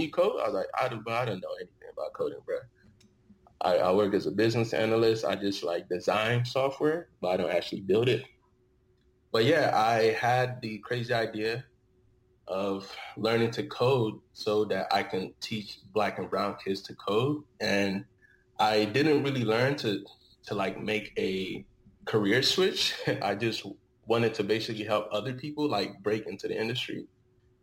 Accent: Dallas, Texas, United States; also born or lived in Osun State, Nigeria / Austin, Texas; I was born in Nigeria, Osun State, and I grew up in Dallas, Texas.

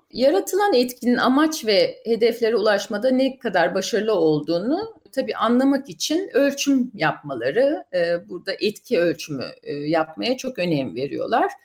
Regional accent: Ankara, Turkey; moved away as an adult; also born or lived in United States; now in London, United Kingdom; Ben e, aslen Ankara doğumluyum.

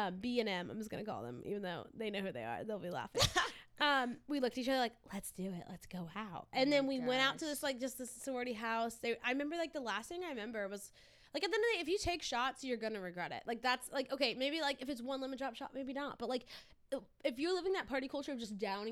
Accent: South Louisiana, United States; I grew up in South Louisiana, where alcohol was rampant

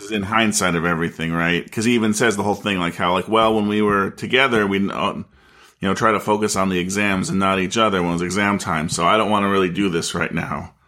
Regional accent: United States; as an American

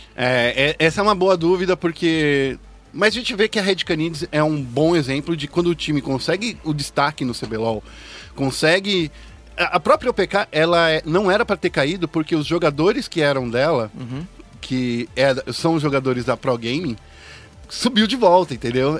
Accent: Brazil; A gente é brasileiro

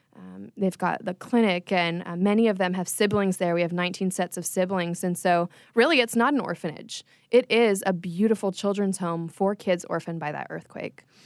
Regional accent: Palm Beach Gardens, Florida, United States; I was born and raised in Palm Beach Gardens

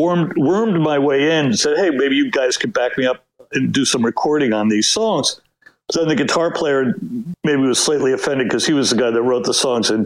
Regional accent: New Jersey, United States; I grew up in New Jersey, so I really felt the pull of Manhattan

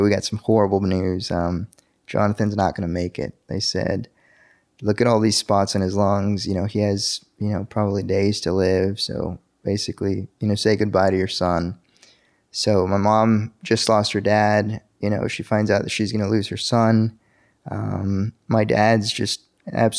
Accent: El Paso, Texas, United States; now in Dallas-Fort Worth, United States; I was born in El Paso, Texas, and El Paso is a little border town right next to Juarez, Mexico

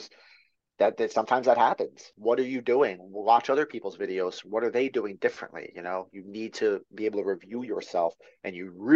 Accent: near Long Beach Island, New Jersey, United States; now in North Carolina, United States; I grew up near Long Beach Island

